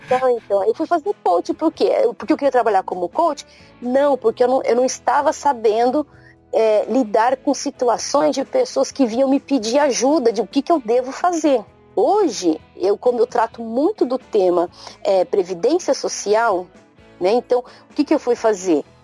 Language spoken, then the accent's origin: Portuguese; Brazil; now in Japan; nós brasileiros